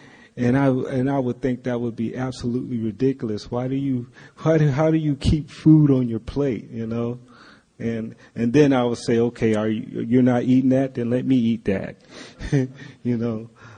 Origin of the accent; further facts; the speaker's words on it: Valdosta, Georgia, United States; Actually, I'm from Valdosta, Georgia, which is a small town. And in Valdosta, Georgia, they were known for their truck stops.